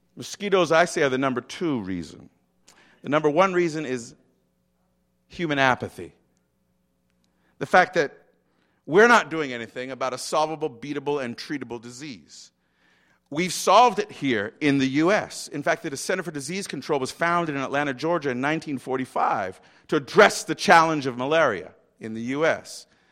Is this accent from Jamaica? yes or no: yes; Montego Bay, Saint James, Jamaica; I was born in Montego Bay, Jamaica